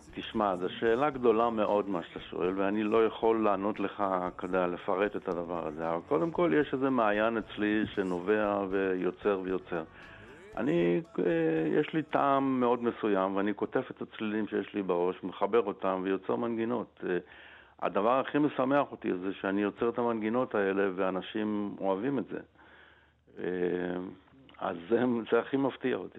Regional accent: Israel; אני גדלתי בשנות החמישים ו... אה, לתוך אה, צבריות, מה שנקרא. הכל היה ישראלי

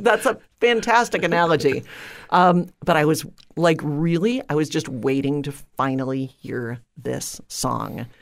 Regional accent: outside of Detroit, Michigan, United States; I grew up outside of Detroit, uh, in a suburb

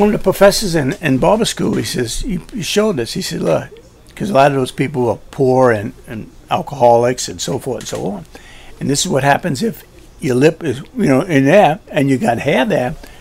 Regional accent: New Orleans, Louisiana, United States; also born or lived in Gretna, Louisiana / Terrytown, Louisiana; in the Irish Channel, and I grew up and went to grade school there and high school, Redemptorist High School

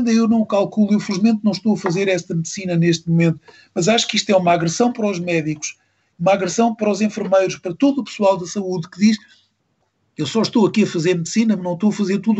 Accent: Luanda, Luanda Province, Angola; born there; also born or lived in Lisbon / Mozambique; Nasci em Angola, em Luanda. Nasci por acaso em Luanda, os meus pais estavam lá.

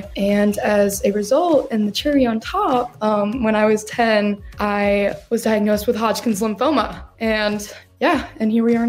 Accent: Decatur, Georgia, United States; also born or lived in Jefferson, Georgia / Milledgeville, Georgia; I grew up in Decatur, Georgia. And then we moved to Jefferson, Georgia, where we live now. And then I moved to college.

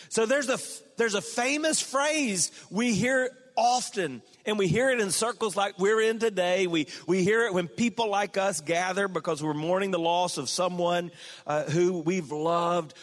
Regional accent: South Carolina, United States; my home state

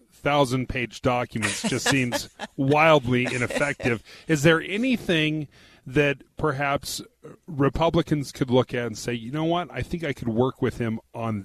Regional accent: Davis County, Utah, United States; I'm from Davis County.

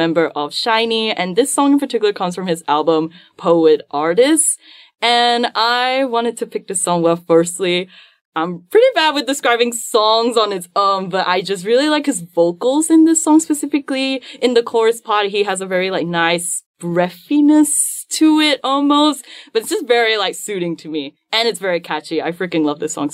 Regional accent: Malaysia; my pride as a Malaysian

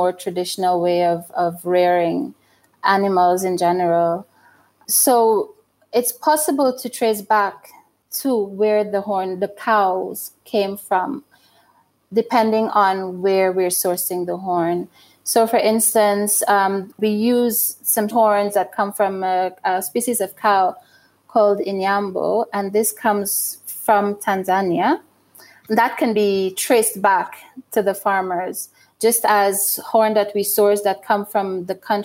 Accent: Guyana; also born or lived in London, United Kingdom; now in Burundi; I was born in Guyana and that's where I grew up

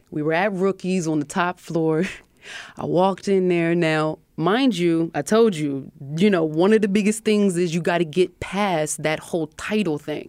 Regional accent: Harrisburg, Pennsylvania, United States; my upbringing in Harrisburg

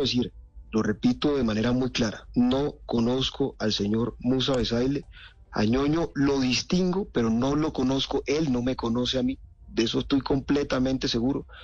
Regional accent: Montelíbano, Córdoba, Colombia; Montelíbano, mi ciudad natal

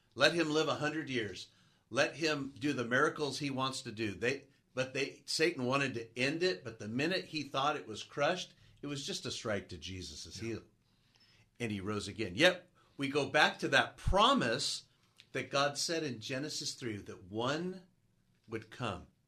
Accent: San Gabriel area, California, United States; also born or lived in Oregon / North Carolina; I grew up in the San Gabriel area. having moved down from Oregon when I was young, and getting to be back in the area where I grew up

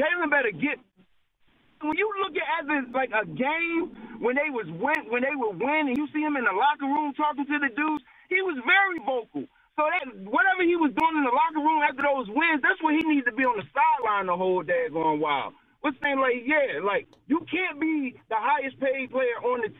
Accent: Philadelphia, Pennsylvania, United States; also born or lived in North Carolina; Like I was born in Garrettsburg, North Carolina, population 500, but I was raised in Philly.

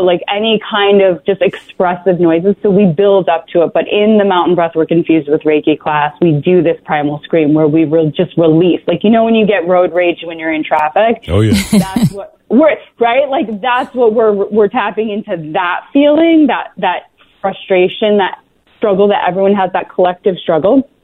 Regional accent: Vermont, United States; we left there um, when I was about three and I grew up in Vermont

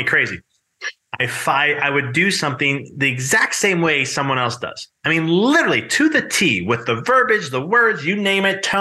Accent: Chicago, Illinois, United States; moved away; I'm originally from Chicago

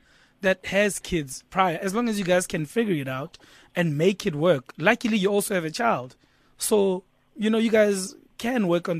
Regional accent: Zimbabwe; now in South Africa; I'm not from South Africa. I'm from Zim. But now I've got citizenship.

